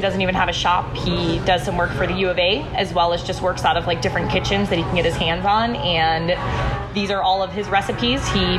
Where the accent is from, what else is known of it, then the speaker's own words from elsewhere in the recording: Chicago, Illinois, United States; now in Tucson, United States; I am from Chicago, actually. Born and raised. Mm-hmm. Moved out here when my grandparents retired out here. And within a year, my entire family followed them out here.